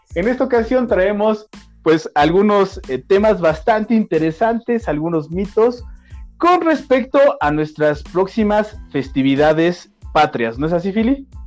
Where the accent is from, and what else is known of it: Mexico